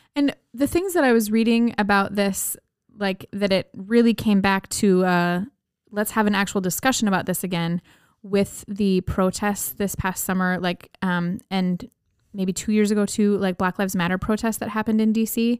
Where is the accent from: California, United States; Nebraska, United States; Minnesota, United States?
Minnesota, United States; we're from Minnesota